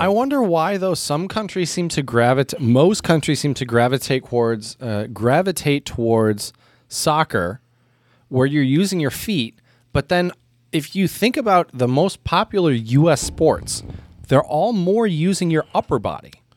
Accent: United States; as an American

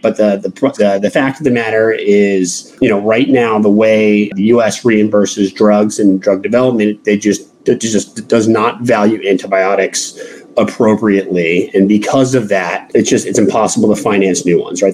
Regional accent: New York, United States; I'm from New York, not too far away

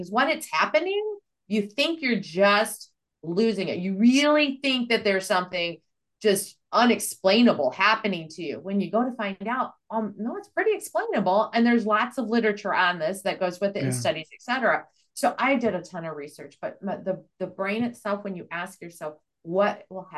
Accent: Midwest, United States; also born or lived in the South; I'm from the Midwest, or I'm actually Southern, but raised in the Midwest

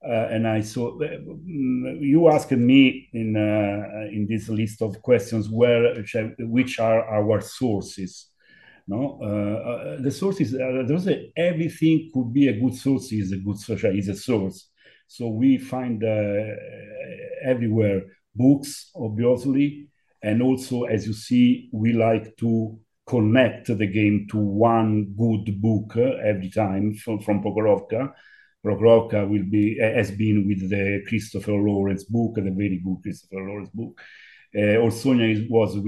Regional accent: Rome, Lazio, Italy; English is a second language; I was born in Rome

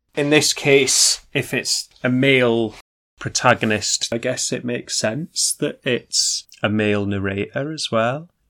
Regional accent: the Northeast, North East England, United Kingdom; growing up in the Northeast

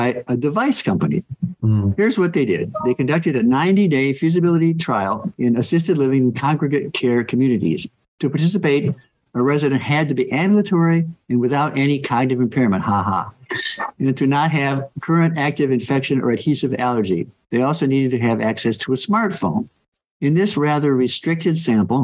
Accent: North Carolina, United States; my home state of North Carolina

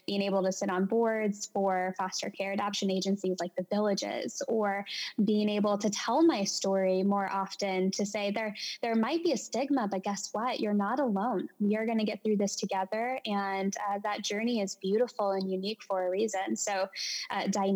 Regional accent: Merrillville, Indiana, United States; moved away as an adult; also born or lived in East Chicago, Indiana / Valparaiso, Indiana / Chesterton, Indiana; now in Indianapolis, United States; I was born in East Chicago, grew up in Merivale, made my way into Valparaiso, and I would say Northwest Indiana has a bit of my heart

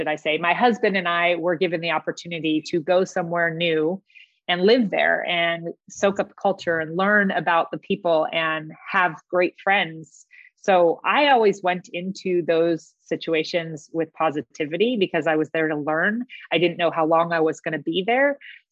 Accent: San Diego, California, United States; I grew up in Del Cerro. My father was in the Navy, so we lived in Del Cerro, which is across from San Diego State

